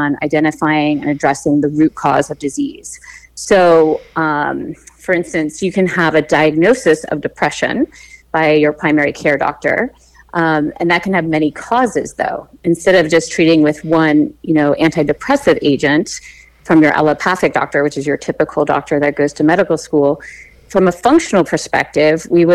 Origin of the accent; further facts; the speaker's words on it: Darien, Connecticut, United States; moved away as an adult; also born or lived in San Diego, California; now in California, United States; I grew up in Darien.